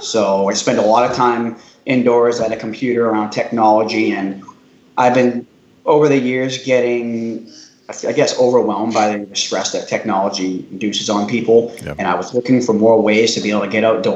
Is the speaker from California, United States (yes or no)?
no; Franklin, Massachusetts, United States; I'm originally from Franklin, Mass. Pretty much born and raised, graduated from there